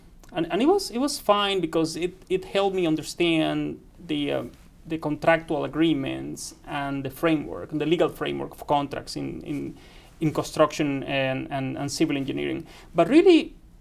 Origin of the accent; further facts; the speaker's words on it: Caribbean region of Colombia, Colombia; moved away as an adult; also born or lived in Reading, England; now in West Lafayette, United States; I went from the Caribbean part of Colombia, you know, working in a coal mine, to a city 20 minutes away from London